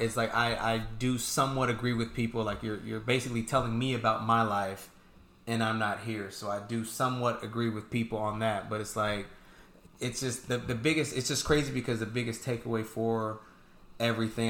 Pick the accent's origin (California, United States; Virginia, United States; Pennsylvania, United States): California, United States; San Diego; I'm from San Diego